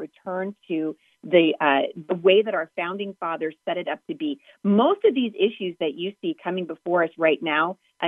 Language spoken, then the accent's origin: English; Southwest Washington, United States; I am from Southwest Washington. My roots go deep here